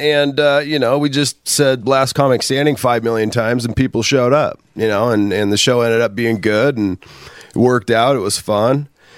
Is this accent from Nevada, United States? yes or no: no; Puyallup, Washington, United States; I'm born and raised in Puyallup.